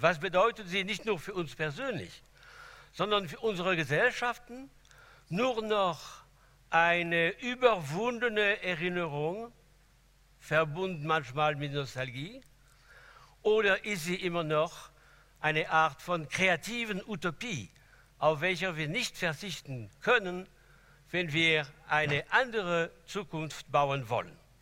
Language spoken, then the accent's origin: German; France; German is a second language; moved away; als Franzose, der in der Achtung für die Revolution sozialisiert worden ist